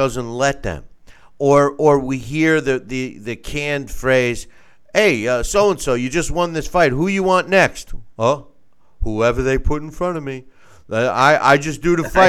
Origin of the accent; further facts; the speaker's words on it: United States; as an American